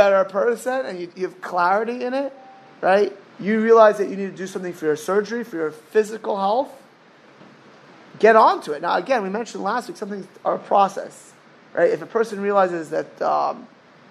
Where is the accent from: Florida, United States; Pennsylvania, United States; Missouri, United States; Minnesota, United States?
Florida, United States; South; I grew up in South Florida watching people waste away